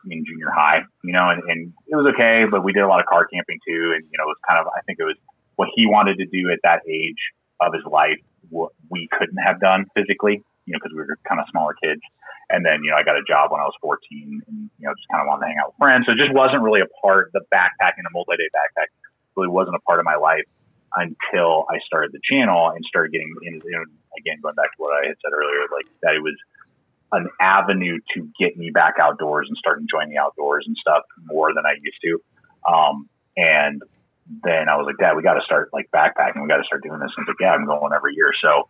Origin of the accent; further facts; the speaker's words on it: San Diego, California, United States; now in Colorado, United States; I was not. I'm actually a transplant from California. That's where I was born, is in San Diego. And then in 1994, my dad got a job. His company was transferring him.